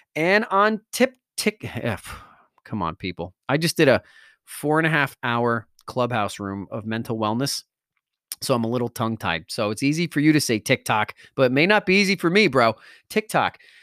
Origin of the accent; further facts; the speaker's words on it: Wallington, New Jersey, United States; I grew up in Wellington, New Jersey